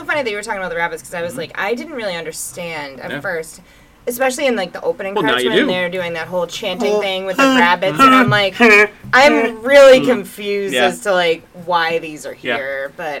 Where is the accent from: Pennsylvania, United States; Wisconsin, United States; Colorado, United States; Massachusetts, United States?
Massachusetts, United States; Boston; being from Boston